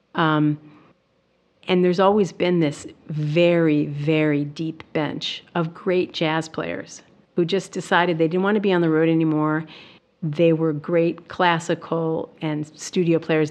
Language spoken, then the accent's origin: English; Milwaukee, Wisconsin, United States; I grew up in Milwaukee